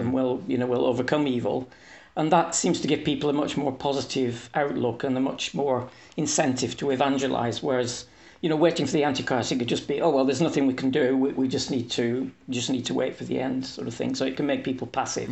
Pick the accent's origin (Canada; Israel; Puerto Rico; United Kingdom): United Kingdom; England; moved away as an adult; now in Hungary; I am English, but I live in Hungary. I've lived here for thirty years